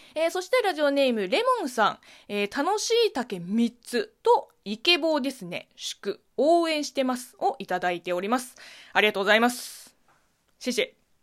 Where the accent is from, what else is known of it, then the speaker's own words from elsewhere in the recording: China; Japanese is a second language; moved away; 中国生まれ、中国育ち